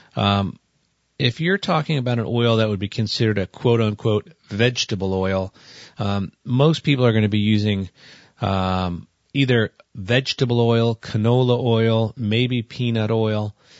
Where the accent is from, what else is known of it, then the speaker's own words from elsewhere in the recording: New Jersey, United States; I come from New Jersey